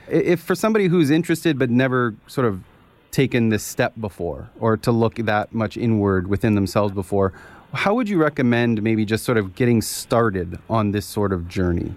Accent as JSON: {"language": "English", "country": "Canada", "said": "as a Canadian"}